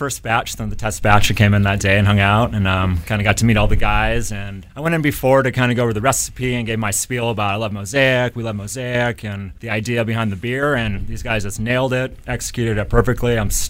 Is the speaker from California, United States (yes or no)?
yes; San Diego, California, United States; So I'm born and raised in San Diego